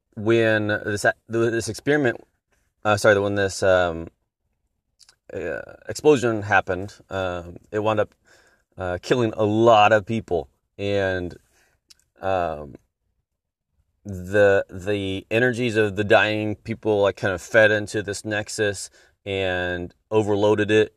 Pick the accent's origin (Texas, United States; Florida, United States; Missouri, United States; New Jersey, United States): Texas, United States; I am from Texas